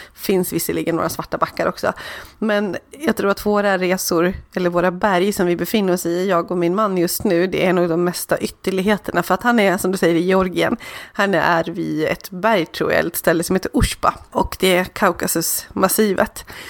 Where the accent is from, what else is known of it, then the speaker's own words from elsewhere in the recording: Borlänge, Dalarna County, Sweden; jag är uppvuxen i Borlänge